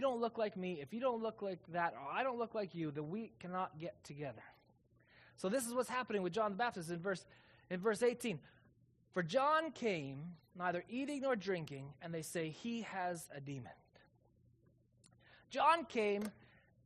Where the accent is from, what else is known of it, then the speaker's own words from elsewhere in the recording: Calgary, Alberta, Canada; now in Kelowna, Canada; I'm from Calgary